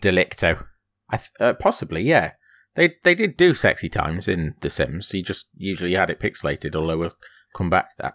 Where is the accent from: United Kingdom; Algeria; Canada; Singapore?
United Kingdom; Grimsby, Yorkshire and the Humber; a shop that we used to have in Grimsby, i, in my, in my hometown